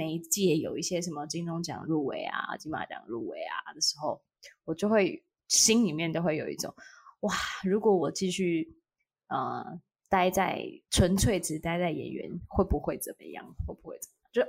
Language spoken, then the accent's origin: Chinese; Taiwan; accent: Waisheng (mainlander) accent; 对，听我的外声腔，